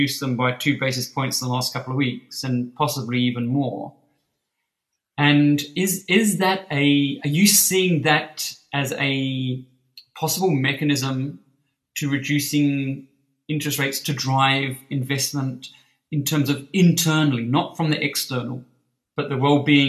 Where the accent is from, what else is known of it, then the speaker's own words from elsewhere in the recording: New Zealand; I was born in New Zealand